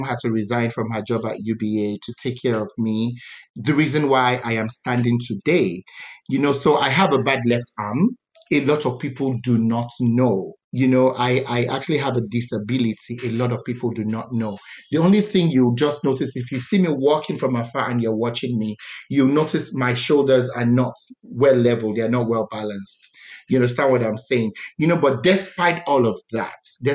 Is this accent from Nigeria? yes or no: yes; Calabar, Cross River, Nigeria; I was born in Calabar